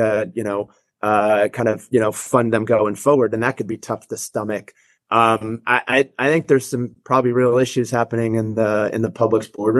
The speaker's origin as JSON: {"language": "English", "region": "Northeast", "country": "United States", "tie": "born or raised there", "said": "I grew up in the Northeast. I worked in the C-store industry."}